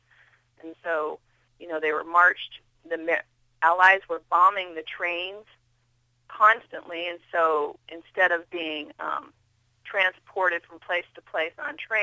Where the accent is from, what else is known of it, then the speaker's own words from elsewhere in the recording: Kimballton, Iowa, United States; We grew up in Southwest Iowa.